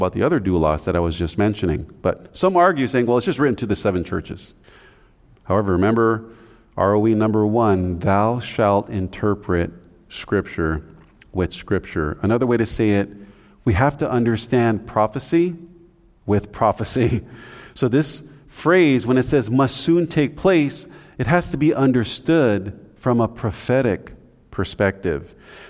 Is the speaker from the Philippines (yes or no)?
yes; Philippines; We have some, we're from the Philippines, some of us. That's an island.